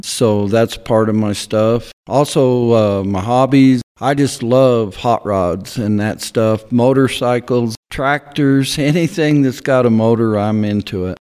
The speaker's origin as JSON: {"language": "English", "town": "Monte Vista", "region": "Colorado", "country": "United States", "tie": "born or raised there", "said": "I was born and raised here in Monta Vista"}